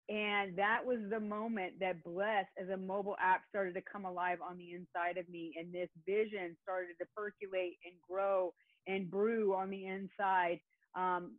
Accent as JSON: {"language": "English", "region": "Northern California", "country": "United States", "tie": "born or raised there", "moved": "as an adult", "lives_now": "Orange County, California, United States", "said": "grew up in the northern part of the state"}